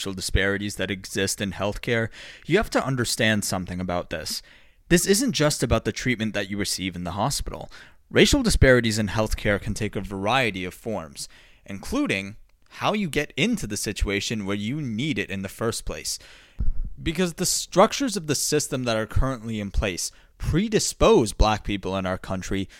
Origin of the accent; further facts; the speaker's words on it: United States; as an American